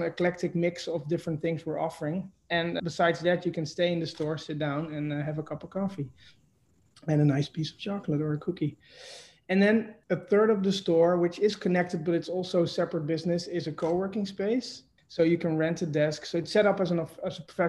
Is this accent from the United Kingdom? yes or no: no; Netherlands; accent: Dutch; also born or lived in New York City, United States; now in Catskill, United States; my accent is from Holland. So I'm from the Netherlands and I'm from the city.